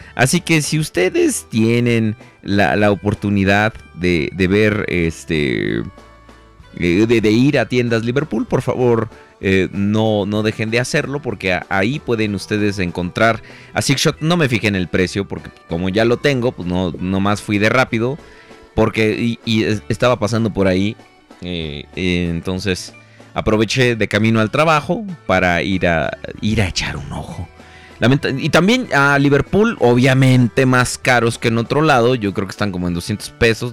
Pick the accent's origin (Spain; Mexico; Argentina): Mexico; yo soy de México